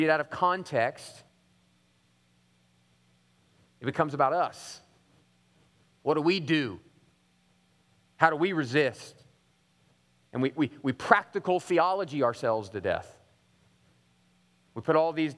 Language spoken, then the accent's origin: English; United States; being an American Christian